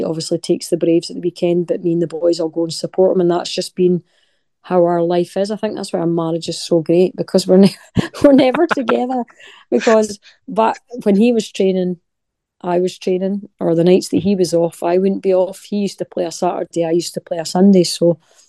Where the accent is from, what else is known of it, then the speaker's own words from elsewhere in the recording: Scotland, United Kingdom; moved away; my wee town's so special to me. Grew up there, lovely memories, you know, my family's still there